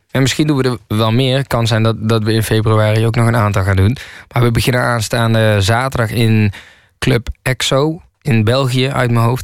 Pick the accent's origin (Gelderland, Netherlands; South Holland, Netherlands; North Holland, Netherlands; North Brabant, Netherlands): Gelderland, Netherlands; Nijmegen; also born or lived in Kaatsheuvel / Rotterdam; En ik kom niet uit de Bronx. En ik kom uit eh, Nijmegen en Kaatsheuvel. En toen woonde ik in Rotterdam. En dat heeft zeg maar mijn leven gemaakt.